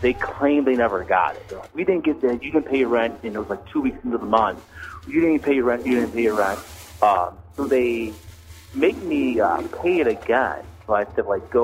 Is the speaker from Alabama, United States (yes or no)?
no; Cleveland, Ohio, United States; also born or lived in Pittsburgh; so I live in Cleveland right now, I grew up in Cleveland, but I lived in Pittsburgh for a while when I was younger